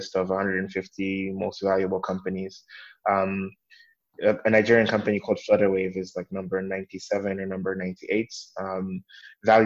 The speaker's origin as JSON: {"language": "English", "country": "Malawi", "also_born_or_lived": "East Africa / West Africa", "said": "I'm from Malawi, but I've spent quite a bit of time in East and West Africa."}